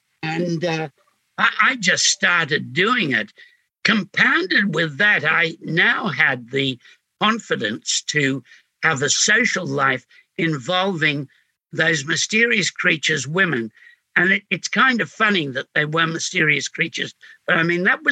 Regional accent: Sydney, New South Wales, Australia; also born or lived in Glebe; coming from Glebe, I came from Homebush, which made up in boredom for what Glebe supplied in squalor

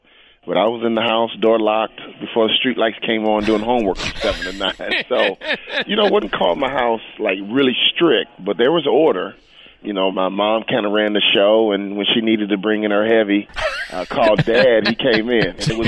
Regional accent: Chicago, Illinois, United States; I grew up in Chicago. I'm a city kid. But my mom and dad were from the South.

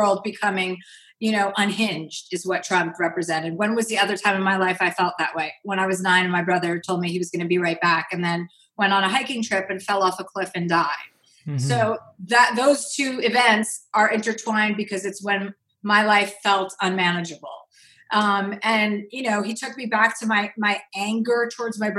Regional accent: New Jersey, United States; I'm from New Jersey. I grew up with six kids.

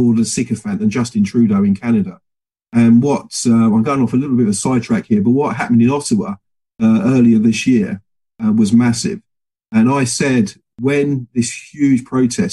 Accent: England, United Kingdom; I'm a free Englishman

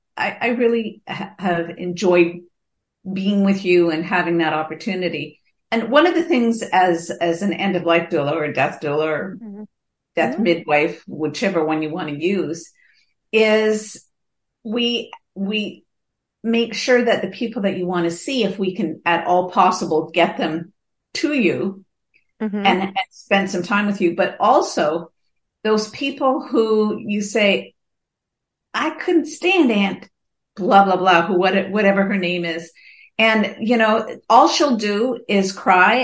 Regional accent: Canada; I'm Canadian

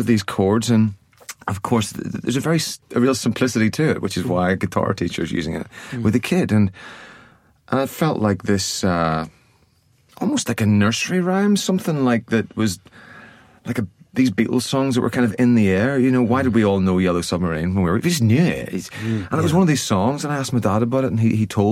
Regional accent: Ireland; I grew up in Ireland

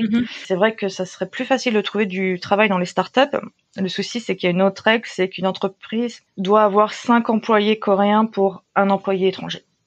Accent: France; moved away as an adult; also born or lived in Japan; now in Busan, South Korea; je suis française

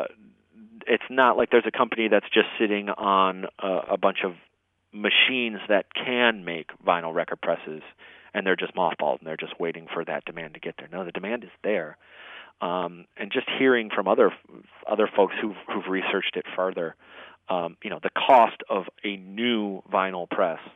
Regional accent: Detroit, Michigan, United States; moved away as an adult; now in Nashville, United States; growing up in Detroit

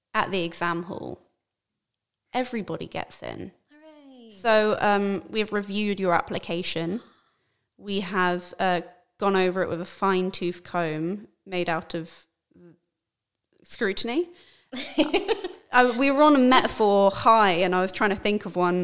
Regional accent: London, United Kingdom; being born and raised in London

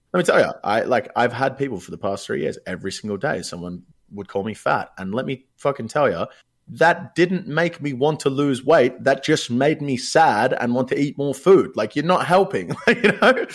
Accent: Australia; accent: Australian; I'm Australian. I can easily tell the difference between my accent

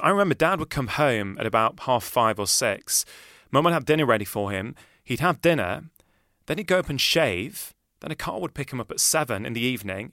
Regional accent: Manchester, North West England, United Kingdom; I grew up in Manchester.

